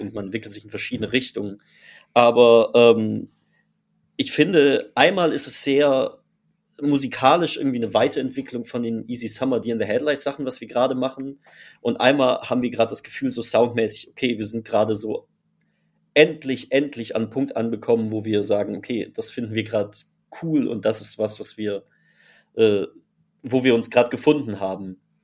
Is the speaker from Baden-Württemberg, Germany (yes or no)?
yes; Freiburg, Baden-Württemberg, Germany; Wir kommen aus Freiburg, sind dort aufgewachsen, sprich, wir sind äh, quasi an der Grenze zu Frankreich aufgewachsen